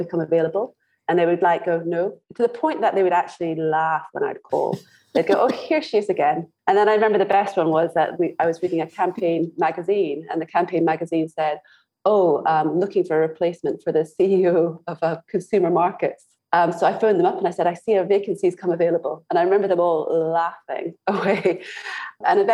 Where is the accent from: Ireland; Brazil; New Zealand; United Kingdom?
United Kingdom; Scotland; moved away as an adult; also born or lived in Glasgow; now in Singapore; I was born in Scotland